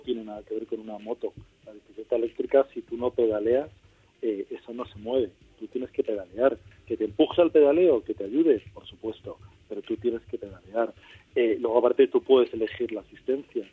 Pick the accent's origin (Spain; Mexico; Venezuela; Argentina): Spain; Madrid, Community of Madrid; Yo aparte soy de Madrid